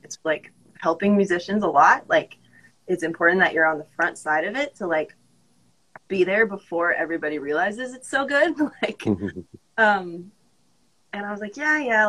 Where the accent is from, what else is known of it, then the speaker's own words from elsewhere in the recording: Colorado Springs, Colorado, United States; moved away as an adult; now in Nashville, United States; I'm from Colorado Springs